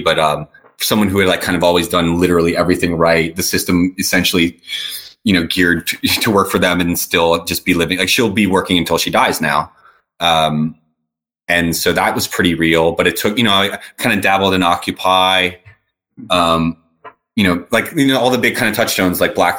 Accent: New Orleans, Louisiana, United States; I come from New Orleans, a fairly conservative community.

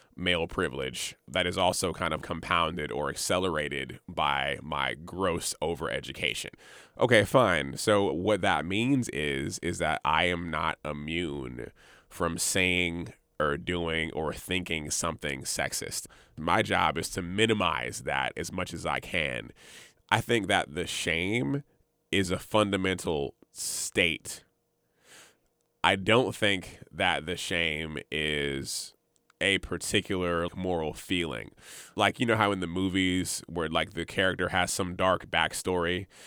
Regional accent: Montgomery, Alabama, United States; also born or lived in Jacksonville, Florida; now in Richmond, United States; I'm from Alabama, Montgomery, Alabama specifically

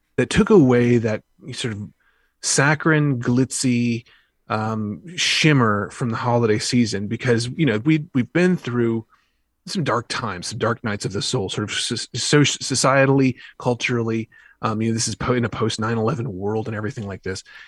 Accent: the South, United States; I grew up in the South

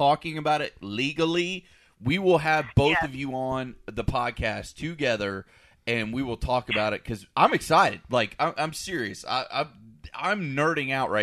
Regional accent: United States; I'm from Polk County

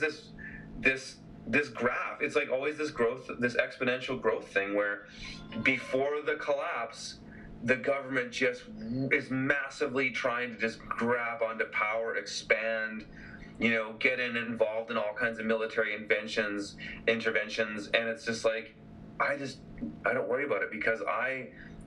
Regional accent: BC, British Columbia, Canada; my hometown here

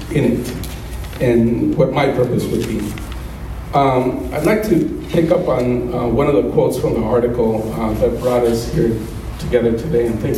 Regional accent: Colombia; moved away; growing up as a child are spending time with my mom and my dad when we were all together in my hometown of Colombia

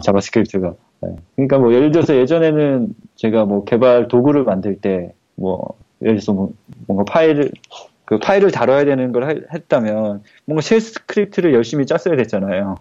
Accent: South Korea; first language Korean; 처음에 한국에 태어났으니까 한국어를

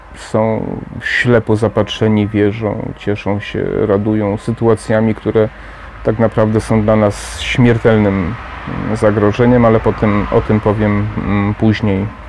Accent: Poland; Sam pochodzę ze wsi

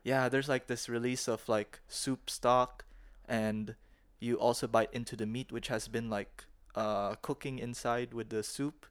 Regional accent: Philippines; now in Dalian, China; when I was growing up in the Philippines

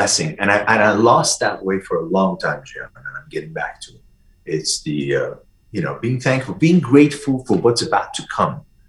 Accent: Iran; moved away; also born or lived in Vienna / Michigan / San Francisco / New York City; when I grew up in Iran, my grandparents, they always bought stuff from Europe

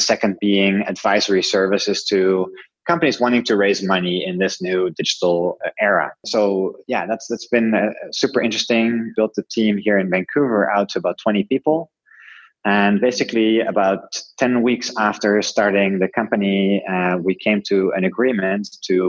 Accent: Netherlands; English is a second language; I'm originally from Holland, lived in a bunch of different countries around the world

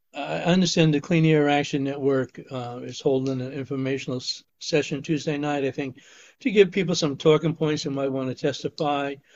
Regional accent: Poestenkill, New York, United States; a town board member in my hometown of Posenkill

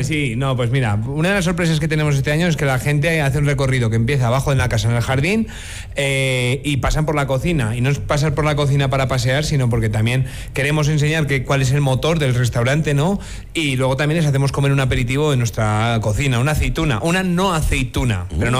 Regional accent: Basque Country, Spain; now in La Rioja, Spain; País Vasco, que es mi tierra, ¿no? En España

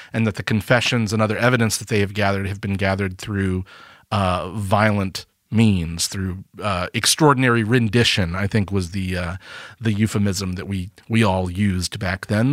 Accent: Alabama, United States; we're from Alabama

